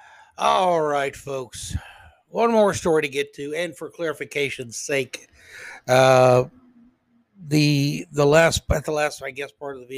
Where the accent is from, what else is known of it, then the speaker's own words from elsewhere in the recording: United States; I'm an American